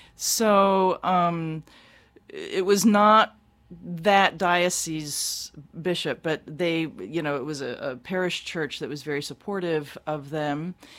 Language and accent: English; Baltimore, Maryland, United States; I grew up in Baltimore.